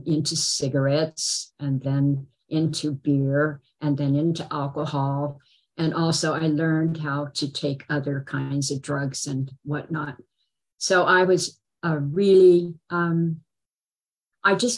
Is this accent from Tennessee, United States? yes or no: no; Berkeley, California, United States; I was born in Berkeley